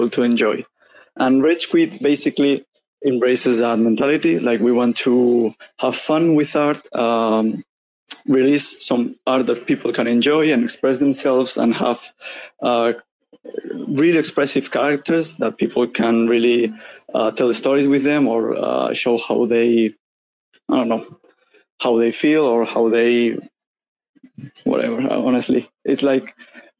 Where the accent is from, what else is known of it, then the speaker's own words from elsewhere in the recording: Spain; I'm from Spain